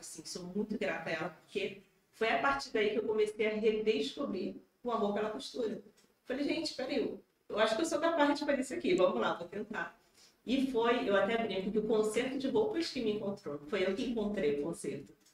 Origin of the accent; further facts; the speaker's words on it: Rio de Janeiro, Brazil; accent: carioca; moved away as an adult; now in Paraná, Brazil; sou carioca, vocês vão ver aqui esse sotaque aqui